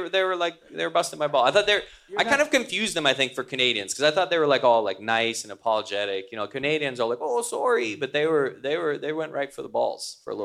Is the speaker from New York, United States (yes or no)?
yes; New York, United States; Coming from New York, that was a real shocker.